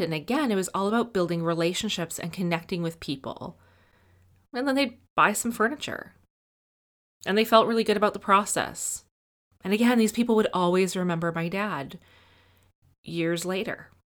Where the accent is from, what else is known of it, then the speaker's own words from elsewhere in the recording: Edmonton, Alberta, Canada; I grew up in Edmonton